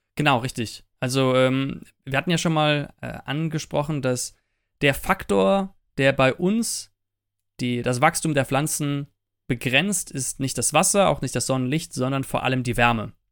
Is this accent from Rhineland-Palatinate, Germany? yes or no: yes; Eifel, Rhineland-Palatinate, Germany; wir kommen ja ursprünglich aus der Eifel